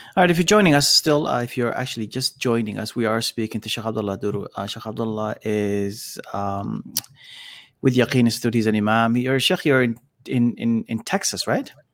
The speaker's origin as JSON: {"language": "English", "country": "Canada", "tie": "born or raised there", "said": "I was raised in Canada"}